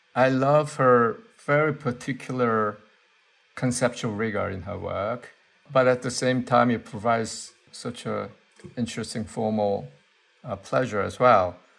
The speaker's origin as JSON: {"language": "English", "country": "South Korea", "tie": "born or raised there", "also_born_or_lived": "Seoul / United States", "second_language": "English", "moved": "as an adult", "lives_now": "London, United Kingdom", "said": "when I was growing up in Korea, I mean, in a way, I learned my English from the radio station for American soldiers."}